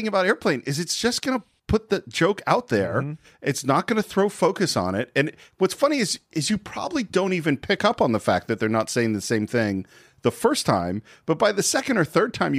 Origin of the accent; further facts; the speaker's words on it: California, United States; I grew up in California.